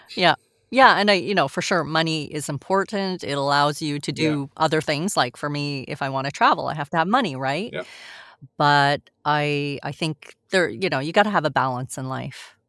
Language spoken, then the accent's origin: English; Montreal, Quebec, Canada; also born or lived in France; I was born in France actually. And then oh. and then oh, we moved here. Uh, we moved to Montreal when I was a baby